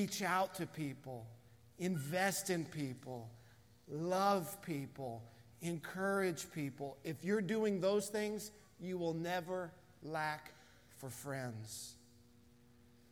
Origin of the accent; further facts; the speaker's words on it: United States; being an American in 2020